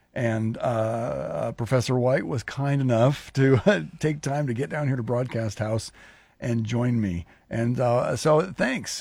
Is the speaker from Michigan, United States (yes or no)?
no; Lincoln, Nebraska, United States; I was raised in Lincoln, and, and then now I've, you know, done work here in Lincoln